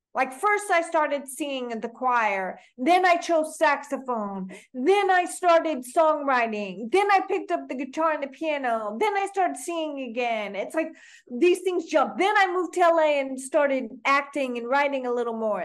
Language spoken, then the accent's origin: English; Oklahoma, United States; also born or lived in Canada / New York; now in Toronto, Canada; I grew up in Oklahoma. I was born in Canada, where I'm speaking to you from now